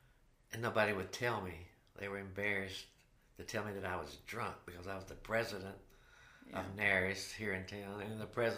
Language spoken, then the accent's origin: English; North Carolina, United States; now in Nashville, United States; Even though I'm from North Carolina, I'm going to be buried right here.